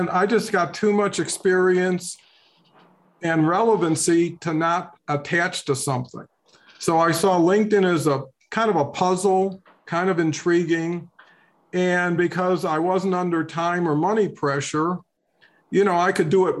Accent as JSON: {"language": "English", "town": "Detroit", "region": "Michigan", "country": "United States", "tie": "born or raised there", "said": "grew up in Detroit under kind of a challenging circumstances"}